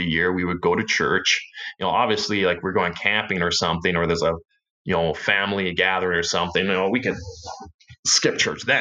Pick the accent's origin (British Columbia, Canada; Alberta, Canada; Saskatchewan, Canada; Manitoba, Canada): Manitoba, Canada; Winkler; I grew up around Winkler. It was only when I was 18 that I actually moved into Winkler. But yeah, I've lived in this area the whole time, and I grew up here.